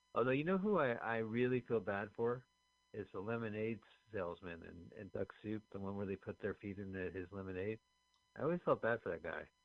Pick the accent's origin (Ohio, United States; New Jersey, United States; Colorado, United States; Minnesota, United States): New Jersey, United States; Montclair; We're from Montclair, New Jersey, both of us